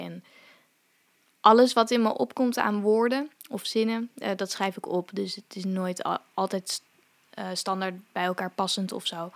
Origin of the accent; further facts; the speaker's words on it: Zeewolde, Flevoland, Netherlands; also born or lived in India; ik ben wel in Zeewolde opgegroeid